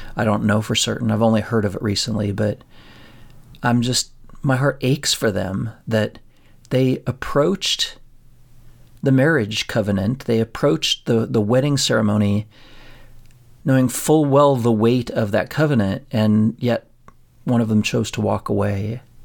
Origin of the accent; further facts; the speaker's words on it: a town forty miles from Pueblo, Colorado, United States; we drove forty miles from our hometown and we went to school at a place that we called U S C, um, University of Southern Colorado.